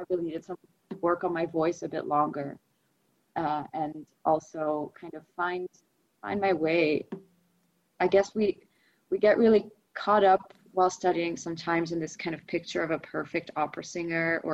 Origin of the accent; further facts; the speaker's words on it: Amsterdam, North Holland, Netherlands; first language Russian; English is a second language; I'm Dutch. I was born and raised in Amsterdam, but I also spoke Russian as my first language